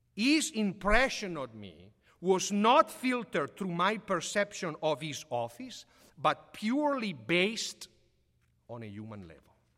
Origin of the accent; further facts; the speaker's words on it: Sotto il Monte, Lombardy, Italy; moved away; I grew up Living in Papa Giovanni Street, I went to the elementary school called Papa Giovanni.